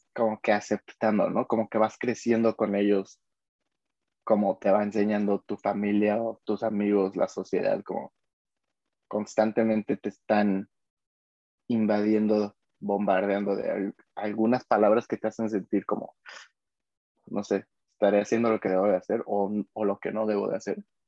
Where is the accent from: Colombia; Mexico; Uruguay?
Mexico; como mexicanos vivimos